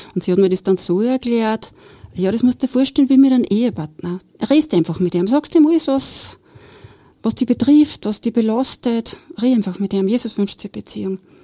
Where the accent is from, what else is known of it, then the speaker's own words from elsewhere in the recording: Steyr, Upper Austria, Austria; also born or lived in Bad Hall; nach Steyr zurück in meine Heimat